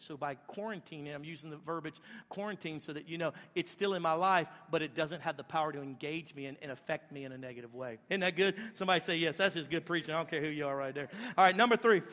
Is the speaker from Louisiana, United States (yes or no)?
yes; Louisiana, United States; where we're at in Louisiana, everybody's poop from upstream comes down to my spot right there